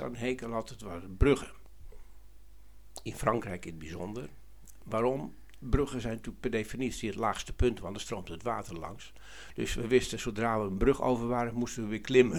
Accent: Harderwijk, Gelderland, Netherlands; ik kom uit Harderwijk

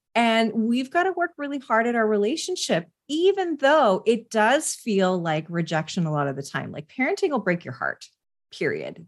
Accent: West Coast, Canada; I'm Canadian and, uh, from the West Coast

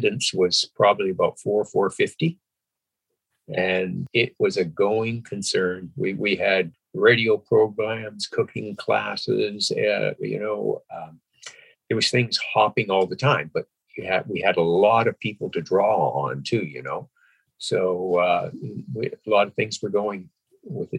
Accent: Vancouver Island, BC, British Columbia, Canada; also born or lived in Alberta; I grew up in Alberta, too. I was born in Alberta, and I was there for about 10 years, and then my parents moved over to Vancouver Island, and I grew up there for about another 10 years before I moved to Vancouver

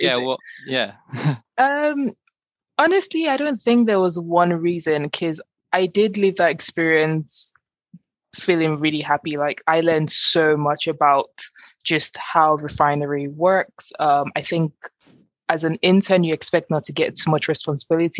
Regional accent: Nigeria; moved away; I grew up in Nigeria, which is obviously an oil producing country

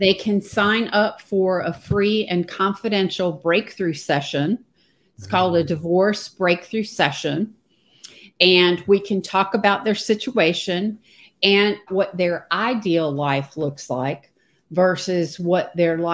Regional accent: United States; also born or lived in Charlotte, North Carolina / Virginia; now in Pawleys Island, United States; I live in Pawleys Island, South Carolina, which is on the beach on the Atlantic coast. And I've been here for a couple of years. And before that, I lived 40 years in Charlotte, North Carolina, and spent most of my life in Virginia, North Carolina, if you can tell from the accent

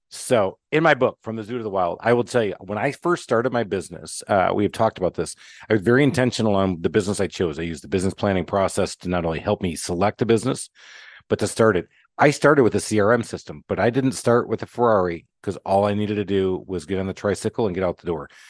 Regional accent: Michigan, United States; now in Atlanta, United States; I'm in Atlanta, Georgia, and I grew up in Michigan

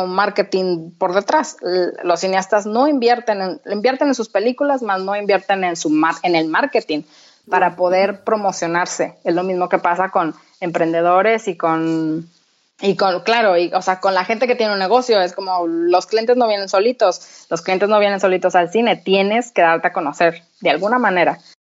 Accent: Torreón, Coahuila, Mexico; moved away as an adult; also born or lived in United States / Madrid, Spain; now in Copenhagen, Denmark; yo soy de Torreón, entonces yo estudié comunicación en Torreón

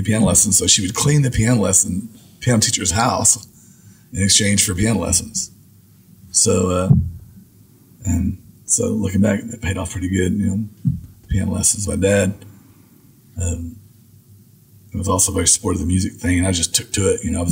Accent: Amarillo, Texas, United States; moved away as an adult; now in Austin, United States; he and I grew up in Amarillo together

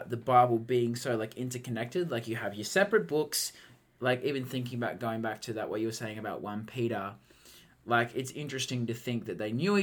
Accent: Moree, New South Wales, Australia; moved away; my hometown of Moree.

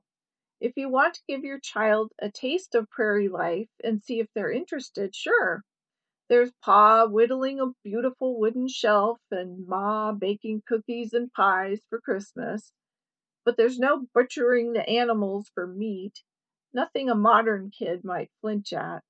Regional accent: California, United States; now in Midwest, United States; I grew up in California

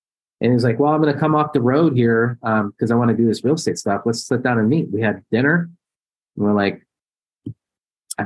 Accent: Columbus, Ohio, United States; I'm Columbus

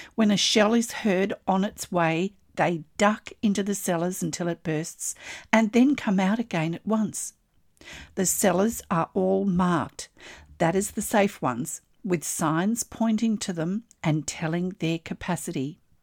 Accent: Australia; I'm an Australian textile artist

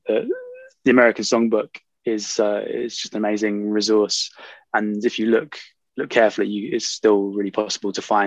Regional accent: Norfolk, East of England, United Kingdom; I grew up in Norfolk, in the east of England

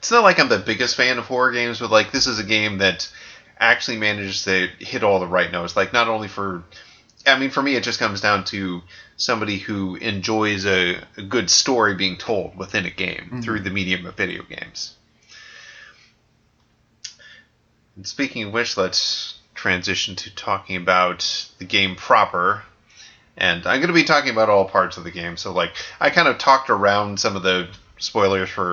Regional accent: United States; as American

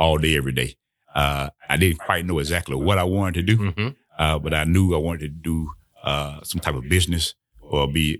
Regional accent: Harris County, Georgia, United States; also born or lived in Atlanta, Georgia / Albany, Georgia; My mother and I moved to Harris County, Georgia, to live with my grandparents. And I was there until the end of my eighth grade year

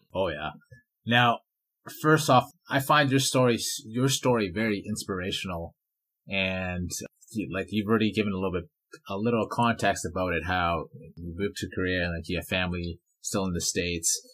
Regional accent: Vancouver, British Columbia, Canada; now in Edmonton, Canada; I grew up in Vancouver, BC, and then I moved to Edmonton

